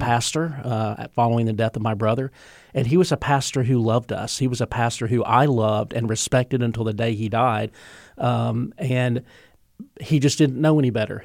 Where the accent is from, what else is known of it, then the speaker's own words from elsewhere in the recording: the South, United States; I grew up in the South of, of the Bible Belt